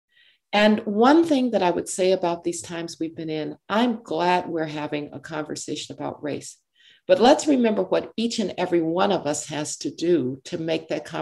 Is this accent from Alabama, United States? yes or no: yes; Birmingham, Alabama, United States; I grew up in Birmingham, Alabama.